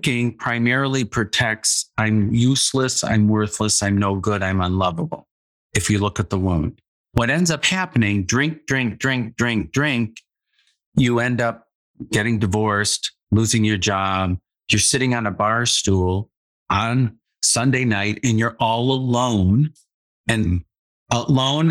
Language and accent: English; Midwest, United States; I grew up in the Midwest in a very conservative family.